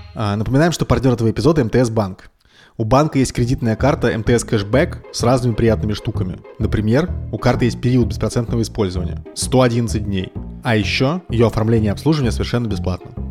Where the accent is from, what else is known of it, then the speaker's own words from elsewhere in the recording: Moscow, Russia; moved away; ну, мы из Москвы.